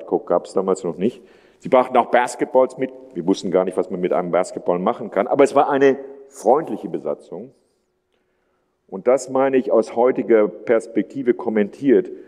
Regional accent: Würzburg, Bavaria, Germany; Ich bin, wie gesagt, aufgewachsen in der Stadt Würzburg, die damals so ähnlich wie Heilbronn etwa 100.000 Einwohner hatte

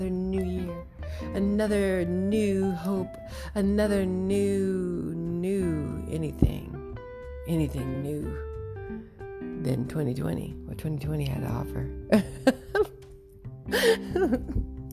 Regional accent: United States; as an American

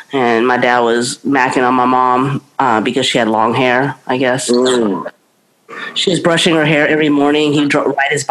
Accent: United States; I'm American

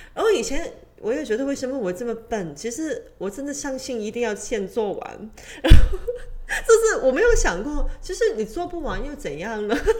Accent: Hong Kong; 我就是在，嗯，香港长大

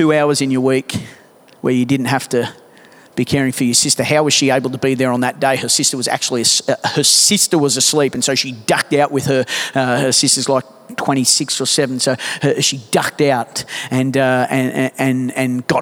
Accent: Australia

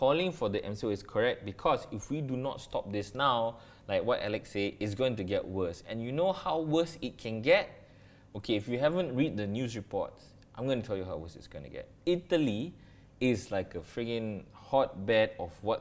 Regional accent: Malaysia; I'm a Malaysian

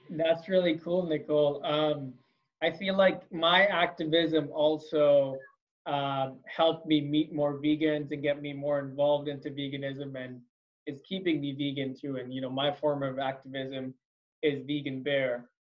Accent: India; moved away; I'm originally from India

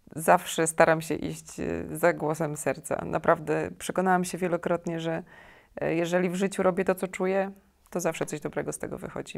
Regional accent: Białystok, Podlaskie Voivodeship, Poland; moved away as an adult; also born or lived in Kraków; jestem z Białego Stoku

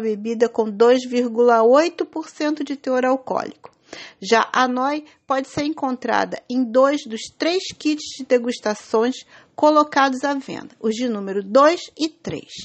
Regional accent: Niterói, Rio de Janeiro, Brazil; Da minha terrinha, Niterói

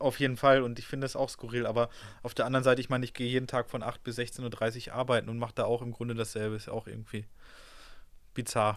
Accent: Ruhr area, North Rhine-Westphalia, Germany; ich komme ja aus dem Ruhrgebiet

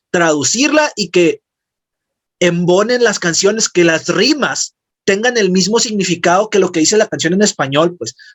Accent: Mexico; de las canciones con las que pues también nos sentimos muy identificados nosotros como mexicanos.

